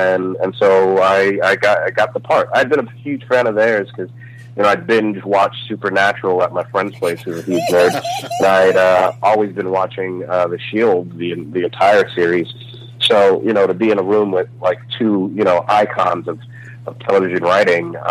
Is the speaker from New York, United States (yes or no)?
yes; New York City, New York, United States; moved away as an adult; now in Los Angeles, United States; I'm from Bed-Stuy, Brooklyn